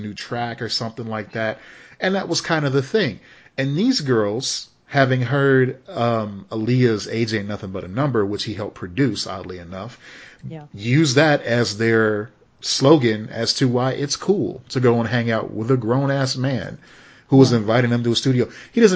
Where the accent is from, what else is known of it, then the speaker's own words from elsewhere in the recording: Chicago, Illinois, United States; growing up in Chicago